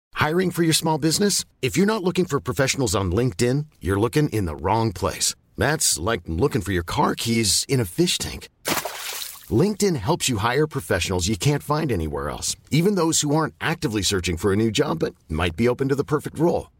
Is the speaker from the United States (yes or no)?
no; Perth, Western Australia, Australia; moved away; had the freedom of growing up in Perth.